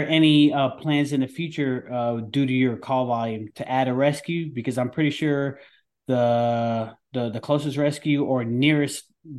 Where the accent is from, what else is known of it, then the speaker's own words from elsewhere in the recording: Rockland County, New York, United States; I'm from Rockland County in New York.